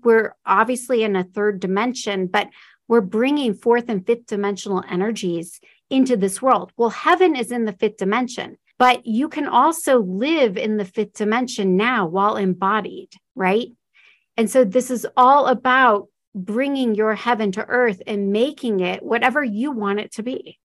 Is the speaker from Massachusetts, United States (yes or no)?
no; Omaha, Nebraska, United States; moved away as an adult; also born or lived in Florida; I'm from Omaha, Nebraska. So I was a long ways from home.